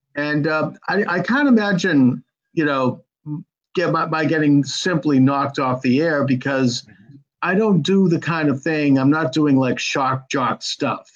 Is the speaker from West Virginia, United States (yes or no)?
no; Boston, Massachusetts, United States; I'm from Boston